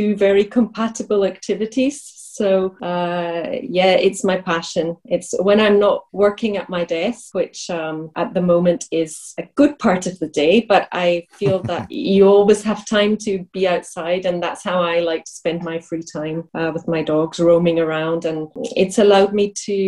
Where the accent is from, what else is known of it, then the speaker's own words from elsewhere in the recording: Glasgow, Scotland, United Kingdom; moved away as an adult; also born or lived in France; now in Prague, Czech Republic; I'm from Glasgow.